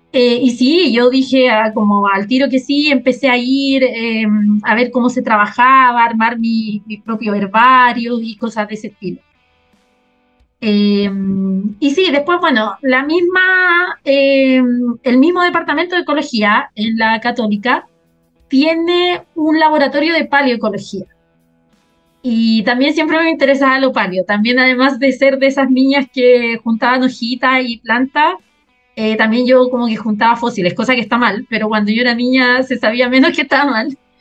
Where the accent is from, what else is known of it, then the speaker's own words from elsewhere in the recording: Peñaflor, Santiago Metropolitan Region, Chile; moved away as an adult; also born or lived in Berkeley, California, United States; soy Peña Florina, como para decir que no soy santiaguina totalmente